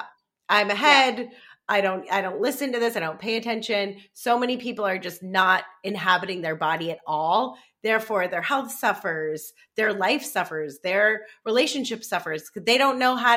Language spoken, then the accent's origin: English; East Coast, United States; I grew up on the East Coast